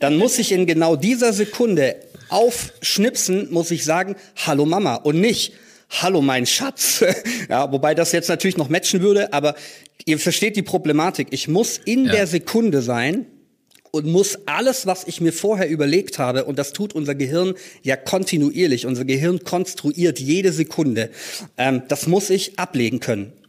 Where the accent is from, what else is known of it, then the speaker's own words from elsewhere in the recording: Tübingen, Baden-Württemberg, Germany; in Tübingen, das ist meine Heimatstadt, in der ich auch äh, gerade lebe